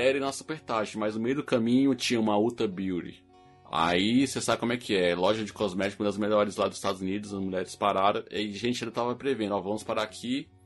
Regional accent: Brazil; E como bons brasileiros, nós saímos, não fomos direto para casa

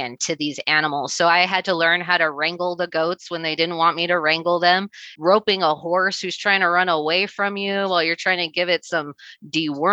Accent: Las Vegas, Nevada, United States; also born or lived in Missouri; Where I grew up in Nevada, we have a very strong Basque culture.

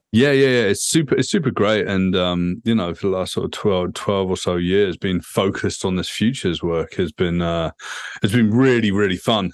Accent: United Kingdom; moved away as an adult; also born or lived in Vancouver, Canada; now in Toronto, Canada; I'm a Brit.

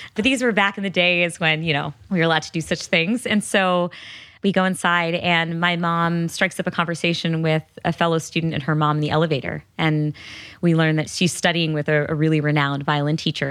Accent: Connecticut, United States; I grew up in Connecticut.

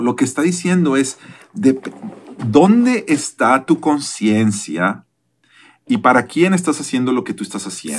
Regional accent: Mexico; yo que soy de México

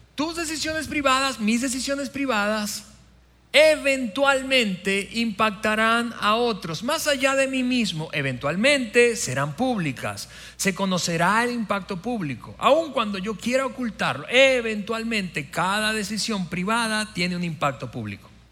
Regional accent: Venezuela; moved away; mi país Venezuela, de mi país natal

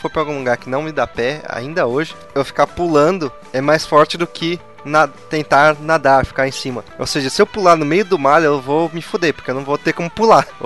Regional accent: São Paulo, Brazil; Nasci, e Cresci, nasci e cresci em São Paulo, mas eu passava todas as férias aqui.

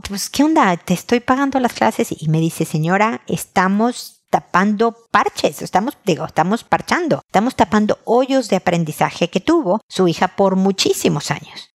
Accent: Mexico; moved away as an adult; also born or lived in Houston / San Diego; now in Chile; soy mexicana, vivo en Chile

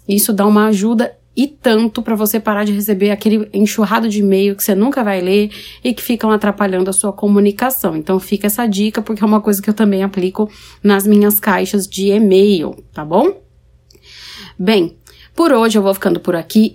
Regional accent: São Paulo, Brazil; now in Paraná, Brazil; eu sou paulistana, que moro no Paraná

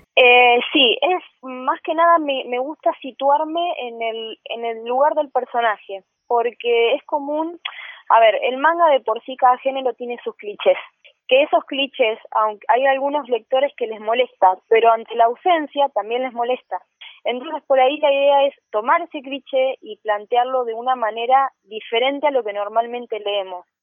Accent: Rufino, Santa Fe, Argentina; soy de Rufino, una ciudad chiquita de Santa Fe

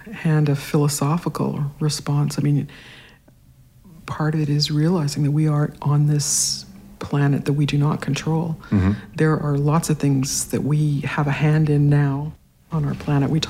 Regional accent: Regina, Saskatchewan, Canada; Saskatchewan, yeah. And uh, my mom was a painter.

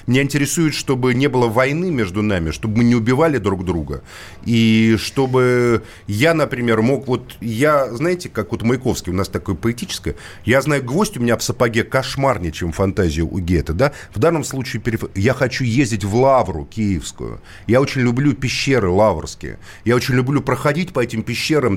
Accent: Moscow, Russia; я сам коренной москвич

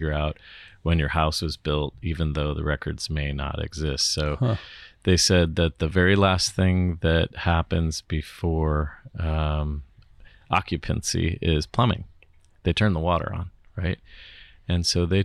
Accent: St. Louis, Missouri, United States; now in San Francisco, United States; I grew up in St. Louis

